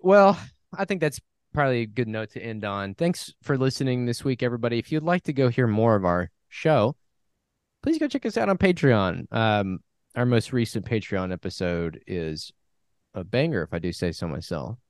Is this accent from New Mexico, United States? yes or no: yes; New Mexico, United States; I was from New Mexico